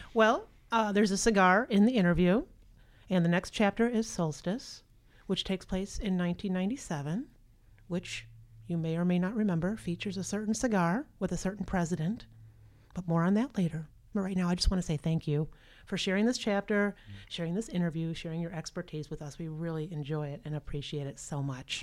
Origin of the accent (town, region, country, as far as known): Rockford, Illinois, United States